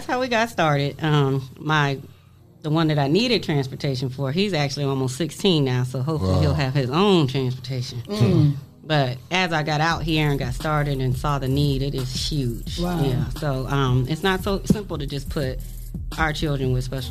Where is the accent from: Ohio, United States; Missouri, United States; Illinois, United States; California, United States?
Ohio, United States; Warren; moved away as an adult; also born or lived in Youngstown, Ohio; now in Toledo, United States; I am from Warren, Ohio